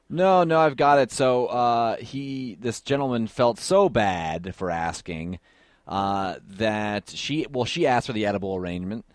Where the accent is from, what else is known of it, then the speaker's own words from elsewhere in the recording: Columbus, Ohio, United States; I'm actually from Columbus